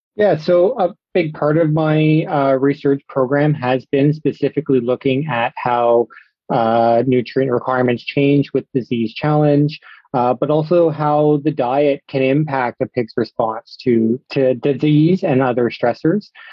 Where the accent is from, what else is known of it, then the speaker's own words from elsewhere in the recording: Sarnia, Ontario, Canada; moved away as an adult; also born or lived in Guelph, Ontario / Houston, Texas; now in Saskatchewan, Canada; I'm originally from Sarnia, Ontario